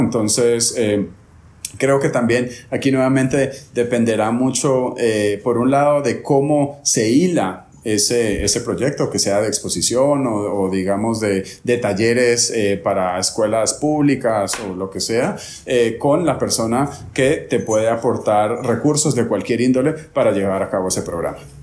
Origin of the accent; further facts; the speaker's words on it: Guatemala; now in Medellín, Colombia; soy guatemalteco